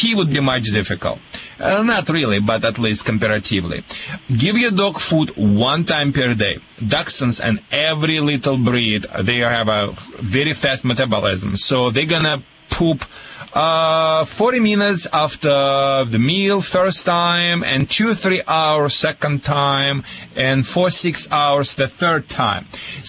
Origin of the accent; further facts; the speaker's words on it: Michigan, United States; accent: Michigan; I think I have a Michigan accent.